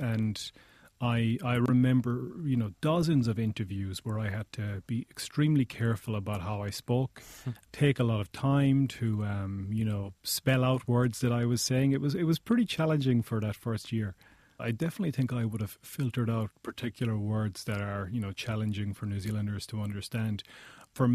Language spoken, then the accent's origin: English; Cork, Munster, Ireland; also born or lived in Limerick / Galway; I was born in Limerick first, started school in Cork, then moved to Galway when I was about 12, 13 years old. So in Ireland, those three places have very distinct accents of their own, so I ended up with kind of an amalgamation of those accents.